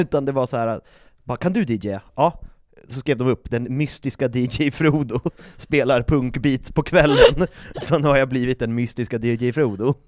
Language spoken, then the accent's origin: Swedish; Uppsala, Uppsala County, Sweden; jag kommer från Uppsala